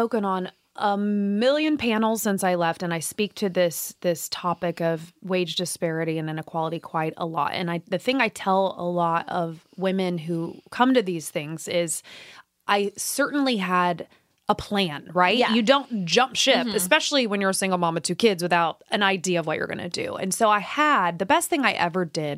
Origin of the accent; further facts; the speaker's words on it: Midwest, United States; moved away as an adult; also born or lived in Indiana; I was from the Midwest. I lived in Indiana.